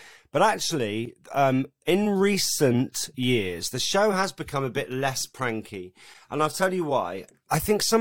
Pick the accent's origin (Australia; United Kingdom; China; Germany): United Kingdom; Eastleigh, South East England; moved away as an adult; also born or lived in Southampton / Bristol / Manchester / London; I'm literally a boy from Eastleigh in Hampshire